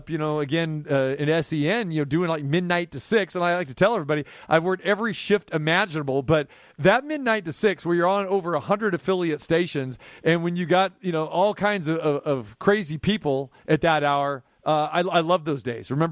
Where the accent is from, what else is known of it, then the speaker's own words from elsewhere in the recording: Sacramento, California, United States; But uh, yeah, Tim came from Boston. I came from Sac.